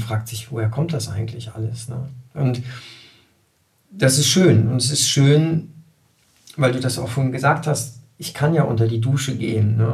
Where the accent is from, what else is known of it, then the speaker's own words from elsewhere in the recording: Germany; als Deutscher